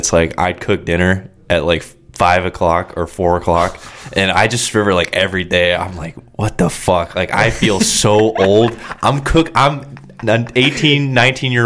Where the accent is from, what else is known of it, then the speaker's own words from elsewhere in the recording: Kansas City, United States; moved away as an adult; now in Florida, United States; I was born on the Missouri side, lived there for, I think, 6 or 7 years, and then we moved over, like, once my dad's company finally took off, we moved to the Kansas City, Kansas side